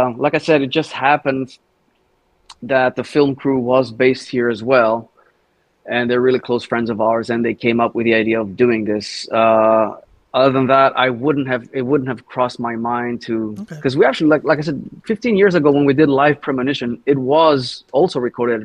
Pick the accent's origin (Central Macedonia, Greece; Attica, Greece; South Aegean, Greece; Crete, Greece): Central Macedonia, Greece; Thessaloniki; also born or lived in Sweden; my hometown in Thessaloniki in Greece